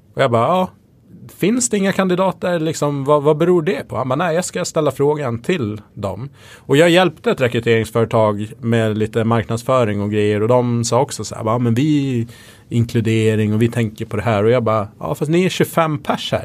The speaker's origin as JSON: {"language": "Swedish", "region": "Gotland", "country": "Sweden", "tie": "born or raised there", "moved": "yes", "said": "jag växte upp på Gotland där det fanns typ inga invandrare"}